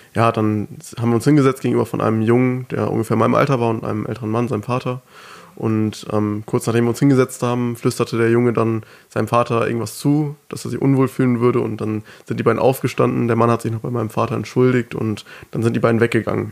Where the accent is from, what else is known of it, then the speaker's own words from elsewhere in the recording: Germany; first language German; dass ich gut Deutsch spreche, obwohl ja. ich ja hier geboren bin. Ähm, Deutsch meine Muttersprache ist